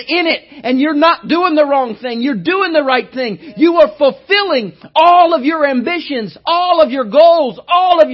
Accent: United States; I'm American

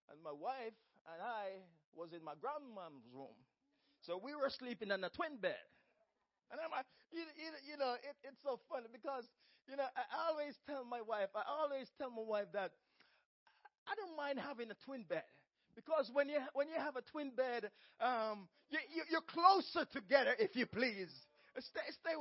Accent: Jamaica; moved away as an adult; when I came from Jamaica, I worked 3 jobs and I went to a community college at the same time.

